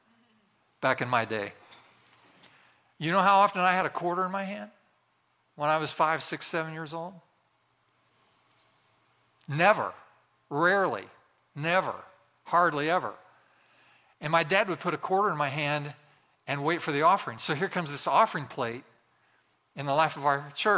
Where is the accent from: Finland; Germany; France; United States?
United States; West Central Indiana; I grew up in a very small town in West Central Indiana.